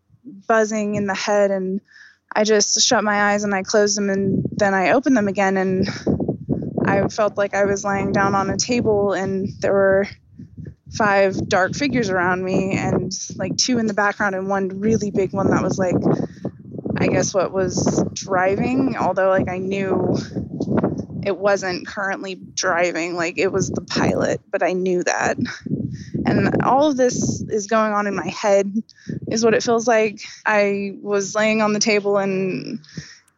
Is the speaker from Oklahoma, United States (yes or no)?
yes; Oklahoma, United States; I was born and raised in Oklahoma, you know, little city, just tiny little neighborhood